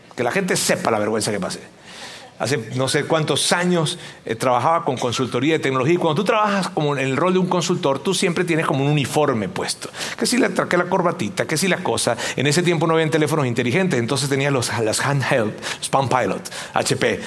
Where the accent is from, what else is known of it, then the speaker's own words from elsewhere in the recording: Venezuela; moved away; mi tierra, en Venezuela